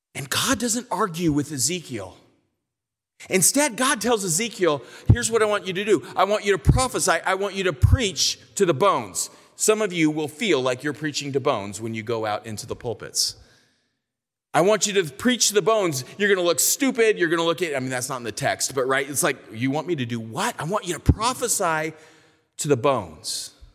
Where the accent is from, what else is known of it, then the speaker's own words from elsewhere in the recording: California, United States; I'm from California